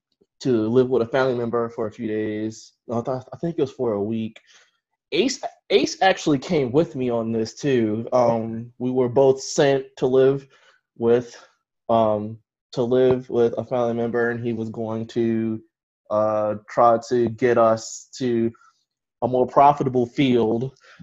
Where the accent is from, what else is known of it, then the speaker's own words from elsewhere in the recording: Baltimore, Maryland, United States; I'm from Baltimore, Maryland. Okay. I've been here my whole life